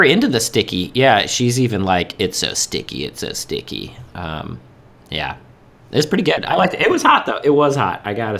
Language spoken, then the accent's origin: English; United States; as an American.